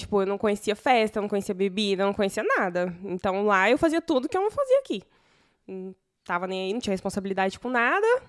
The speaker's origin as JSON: {"language": "Portuguese", "town": "Morrinhos", "region": "Goiás", "country": "Brazil", "also_born_or_lived": "Goiânia", "moved": "yes", "said": "eu sou de Morrinhos, Goiás"}